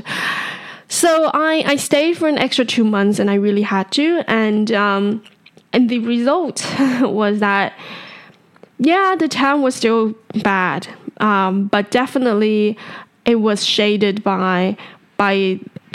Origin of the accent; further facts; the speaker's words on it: Taipei, Taiwan; I was born and raised in Taipei